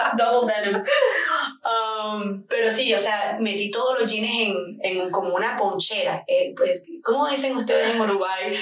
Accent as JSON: {"language": "Spanish", "town": "Barranquilla", "region": "Atlántico", "country": "Colombia", "tie": "born or raised there", "also_born_or_lived": "New York, United States / Edinburgh, Scotland / Cowdenbeath, Scotland", "moved": "as an adult", "lives_now": "London, United Kingdom", "said": "Yo me crié en Nueva York hasta que tenía 12 años de edad y me vine a vivir con mi padre a Colombia."}